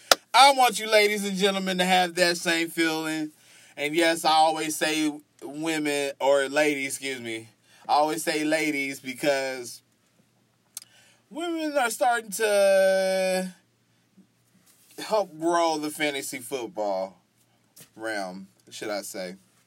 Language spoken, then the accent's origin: English; Texas, United States; You know, I'm from Texas. You know, because I think people from Texas talk just like this. So I guess sometimes I just got to go back to my Texas roots sometimes.